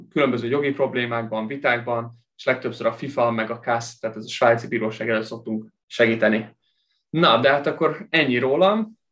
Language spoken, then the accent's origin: Hungarian; Kyiv, Ukraine; mindketten Kievben nőttünk fel